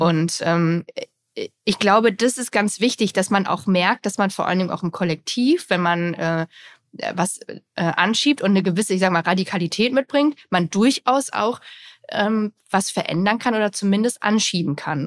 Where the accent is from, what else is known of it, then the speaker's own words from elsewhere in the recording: GDR, East Germany, Germany; ich komme ja auch aus der DDR